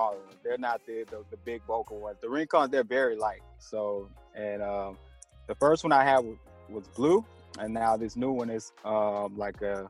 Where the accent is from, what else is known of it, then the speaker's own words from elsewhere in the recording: Lakeland, Florida, United States; I'm from Lakeland, Florida, born and raised. I'm still here at the moment.